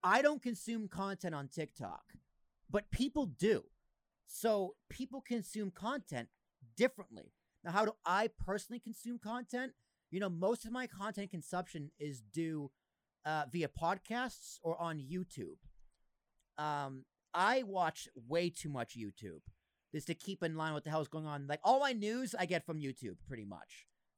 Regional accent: Massachusetts, United States; I grew up in Massachusetts.

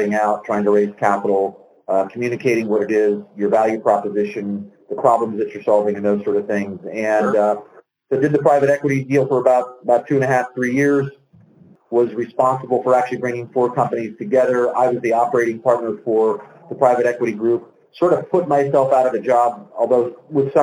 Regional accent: Pittsburgh, Pennsylvania, United States; moved away as an adult; now in Little Rock, United States; I grew up in Pittsburgh and spent the early part of my life there

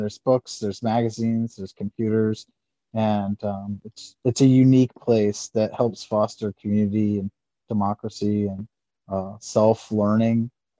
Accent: Tampa, Florida, United States; moved away as an adult; now in Anchorage, United States; I'm originally from Tampa, Florida.

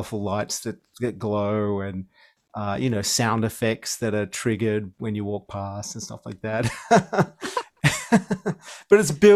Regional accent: Australia; I was from Australia.

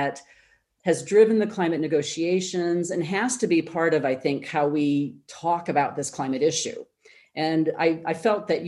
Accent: United States; maybe you hear this in my accent, but I am an American

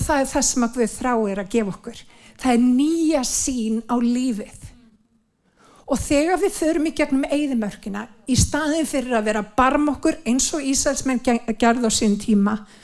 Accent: Iceland; við sem Íslendingar, við erum blessaði líður

